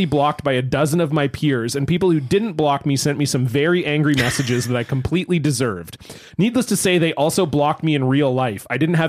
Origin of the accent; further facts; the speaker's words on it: Florida, United States; I grew up in Florida near the water, so we were posting that we were at this bridge dicking around